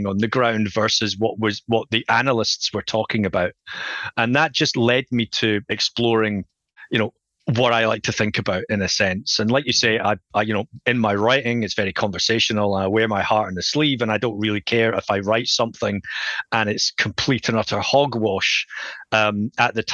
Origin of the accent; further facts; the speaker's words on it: Scotland, United Kingdom; also born or lived in Edinburgh; if you just can tell from my accent, I'm from Scotland